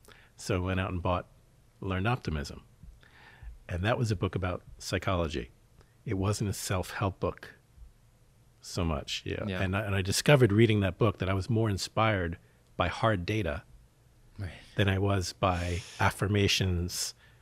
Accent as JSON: {"language": "English", "town": "Philadelphia", "region": "Pennsylvania", "country": "United States", "tie": "born or raised there", "said": "I grew up in Philadelphia."}